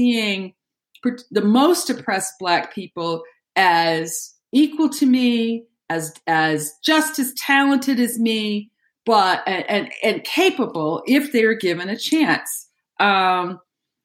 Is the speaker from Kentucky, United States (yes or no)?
no; Huntsville, Alabama, United States; I was born and raised in Huntsville, Alabama